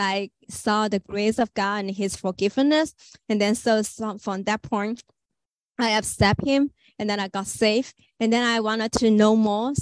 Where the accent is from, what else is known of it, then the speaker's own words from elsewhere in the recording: China; English is a second language; moved away as an adult; I'm from China.